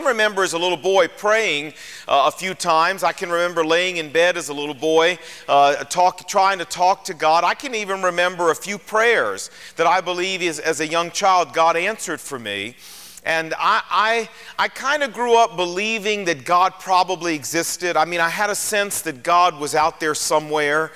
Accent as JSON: {"language": "English", "town": "Portsmouth", "region": "Virginia", "country": "United States", "tie": "born or raised there", "said": "I was born and raised in Portsmouth, Virginia"}